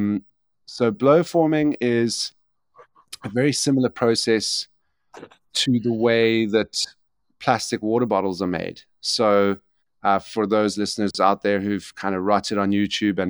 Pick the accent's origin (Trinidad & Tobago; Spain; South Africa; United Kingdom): South Africa; also born or lived in Ireland; I'm South African and spend most of my time between South Africa and Ireland